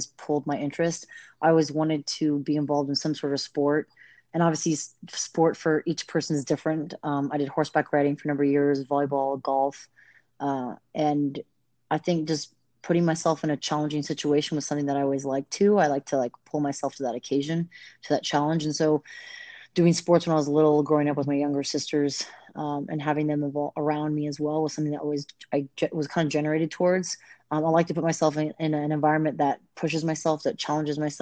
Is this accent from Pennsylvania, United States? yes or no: no; Bay Area, California, United States; moved away; also born or lived in La Jolla, California / San Ramon, California; when I moved to the Bay Area, I was there, like Pleasant Hill, Walnut Creek, Concord area for about 6 years